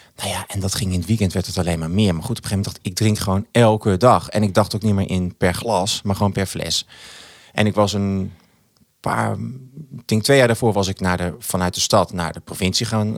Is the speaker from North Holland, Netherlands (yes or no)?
no; Achterhoek, Gelderland, Netherlands; ik kom uit de Achterhoek